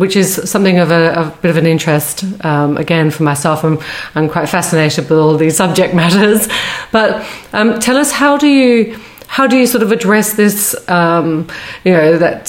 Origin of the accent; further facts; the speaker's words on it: Australia; now in United Kingdom; being an Aussie who seems to never know where I am in this country